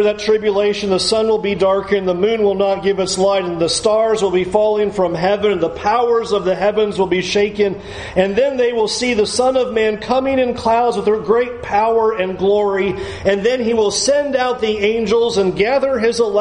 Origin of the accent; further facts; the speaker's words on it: San Diego, California, United States; moved away; When I was a kid growing up in San Diego